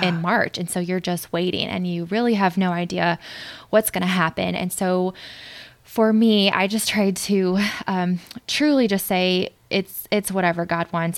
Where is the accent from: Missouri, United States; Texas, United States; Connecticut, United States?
Missouri, United States; St. Louis; moved away as an adult; also born or lived in Joplin, Missouri; now in New York, United States; I grew up in St. Louis, but I went to medical school in Joplin, Missouri